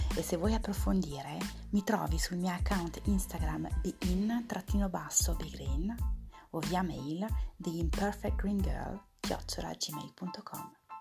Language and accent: Italian; Lyon, Auvergne-Rhône-Alpes, France; moved away as an adult; now in Province of Milan, Italy; Vengo dal Lione, in Francia. Mi sono trasferita in Italia nel duemila e cinque e vivo in provincia di Milano.